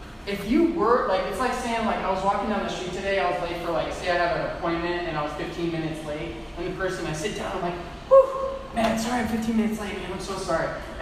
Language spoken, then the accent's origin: English; Midwest, United States; I used to have a tan, and then I moved up north. It's gone. I was from the Midwest.